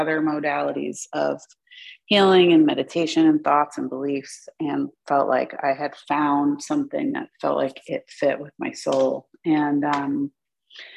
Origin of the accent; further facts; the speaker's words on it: New Jersey, United States; Growing up in New Jersey